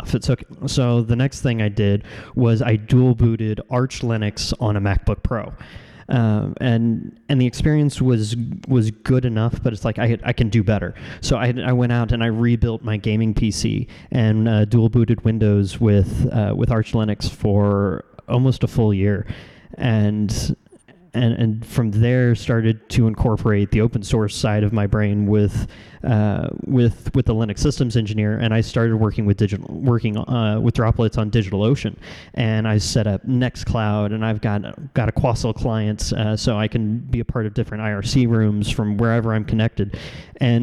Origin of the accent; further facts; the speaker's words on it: Kansas City, United States; in Kansas City in my hometown